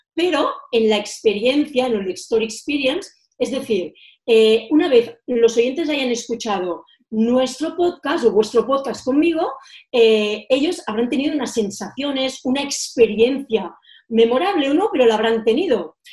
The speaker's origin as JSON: {"language": "Spanish", "town": "Girona", "region": "Catalonia", "country": "Spain", "tie": "born or raised there", "also_born_or_lived": "Menorca", "moved": "as an adult", "said": "Mis padres y mis abuelos eh, tuvieron un hostal en mi ciudad natal, Girona"}